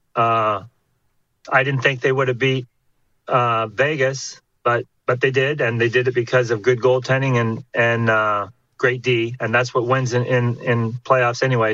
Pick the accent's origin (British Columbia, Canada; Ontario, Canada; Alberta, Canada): Ontario, Canada; Haliburton; moved away as an adult; also born or lived in California / Los Angeles / Chicago / Edmonton; up north where I, I come from, Halliburton.